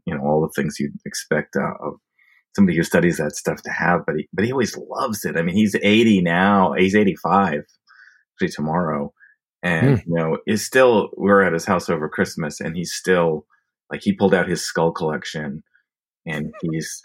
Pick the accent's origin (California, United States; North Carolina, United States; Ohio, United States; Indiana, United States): North Carolina, United States; Chapel Hill; also born or lived in New Haven, Connecticut; And then we moved to Chapel Hill, North Carolina. So I grew up there